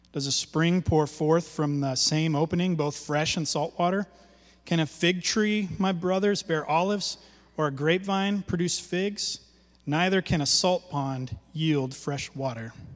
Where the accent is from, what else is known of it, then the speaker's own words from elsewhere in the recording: Alaska, United States; when I was a kid growing up in Alaska